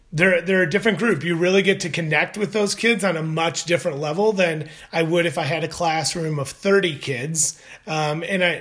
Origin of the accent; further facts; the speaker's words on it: Detroit, Michigan, United States; also born or lived in Arkansas; went to back to my hometown of Detroit area